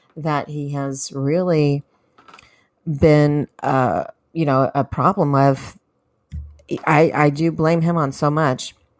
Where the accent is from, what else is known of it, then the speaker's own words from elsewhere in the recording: California, United States; I am from California